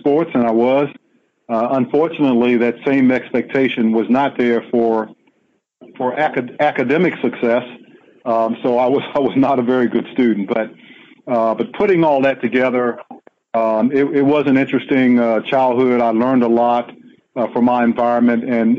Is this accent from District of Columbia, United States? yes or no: yes; Washington, District of Columbia, United States; I was born and raised in Washington, D.C. in Southeast on a street.